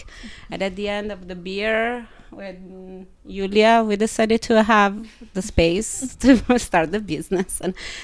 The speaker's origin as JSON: {"language": "English", "country": "Italy", "also_born_or_lived": "Milan, Italy / Berlin, Germany", "second_language": "English", "moved": "as an adult", "lives_now": "New York, United States", "said": "I'm from Italy. I'm an immigrant and I have been living in New York for 8 years."}